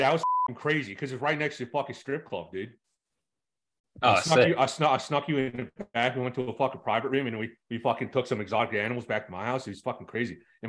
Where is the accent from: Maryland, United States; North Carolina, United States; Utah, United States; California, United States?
Maryland, United States; Dundalk; I'm from Dundalk, East Baltimore. I was born and raised, went to elementary school in Dundalk, middle school in Dundalk, high school in Dundalk.